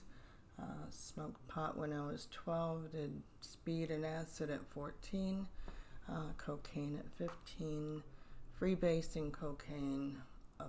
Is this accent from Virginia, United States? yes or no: yes; Virginia, United States; now in Cape Coral, United States; I've been down here since 1990. I'm originally from Virginia